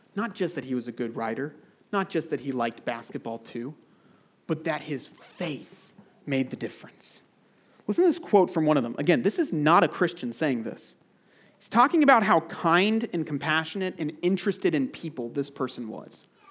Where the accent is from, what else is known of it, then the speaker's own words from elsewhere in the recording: United States; moved away as an adult; now in United Arab Emirates; I love my home country. I'm grateful for America